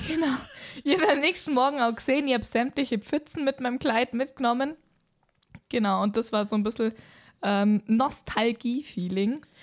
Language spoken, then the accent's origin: German; Allgäu, Germany; wir als Allgäuer